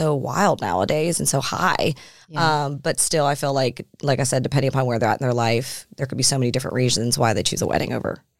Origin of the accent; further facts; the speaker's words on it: Atlanta, Georgia, United States; also born or lived in Pittsburgh, Pennsylvania; now in Nashville, United States; I was born in Pennsylvania, but when, I was born in Pittsburgh, and then I moved down to Atlanta when I was like two.